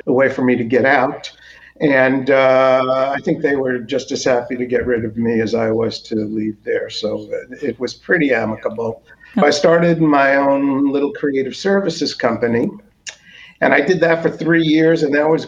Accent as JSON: {"language": "English", "town": "New York City", "region": "New York", "country": "United States", "tie": "born or raised there", "said": "I grew up in New York City"}